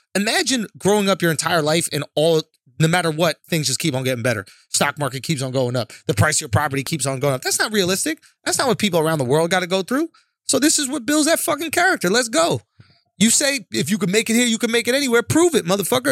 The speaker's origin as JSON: {"language": "English", "town": "New York City", "region": "New York", "country": "United States", "tie": "born or raised there", "said": "I say this as a Manhattanite, born and raised in Manhattan"}